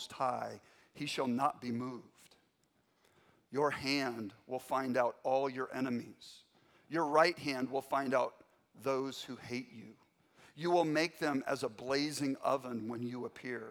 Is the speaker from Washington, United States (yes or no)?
yes; Spokane, Washington, United States; I grew up in North Spokane, Meade High School graduate